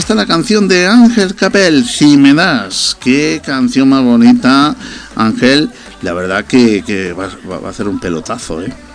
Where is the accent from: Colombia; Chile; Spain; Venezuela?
Spain; Granada, Andalusia; Yo soy de Granada